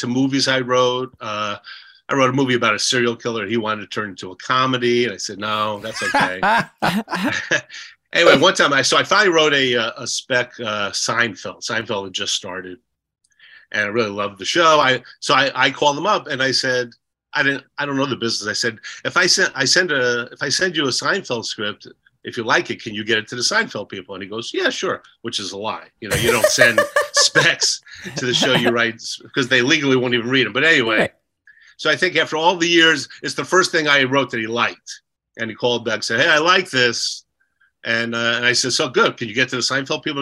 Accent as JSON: {"language": "English", "town": "Edison", "region": "New Jersey", "country": "United States", "tie": "born or raised there", "also_born_or_lived": "New Brunswick, New Jersey / Los Angeles", "moved": "as an adult", "said": "I'm from Jersey, and we had just moved to Edison, New Jersey, from New Brunswick"}